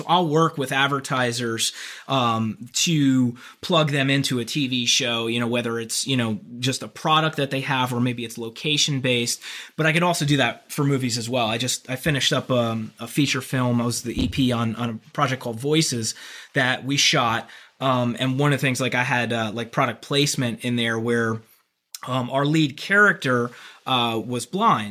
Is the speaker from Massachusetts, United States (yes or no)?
no; New Jersey, United States; also born or lived in Manhattan, New York / Los Angeles / Florida; now in Atlanta, United States; I grew up in Jersey